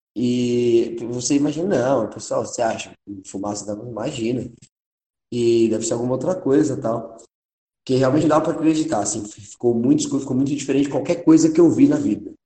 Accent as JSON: {"language": "Portuguese", "region": "São Paulo", "country": "Brazil", "said": "a gente é paulistano"}